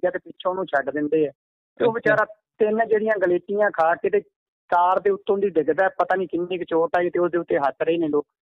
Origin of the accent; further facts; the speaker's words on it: village near Fazilka, Punjab, India; accent: Bagri; ਮੇਰਾ ਜਿਹੜਾ ਖੇਤਰ ਹੈ ਇਹ ਫਾਜ਼ਿਲਕਾ ਏਰੀਆ ਸਾਡਾ ਫਾਜ਼ਿਲਕਾ ਦੇ ਨਾਲ ਮੇਰਾ ਪਿੰਡ ਹੈ ਕੁਹੀ